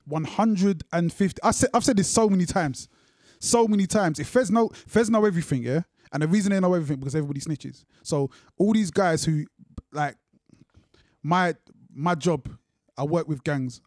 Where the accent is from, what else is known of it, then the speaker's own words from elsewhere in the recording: London, United Kingdom; also born or lived in Luton; I grew up in Brixton, but at that time I was in Luton.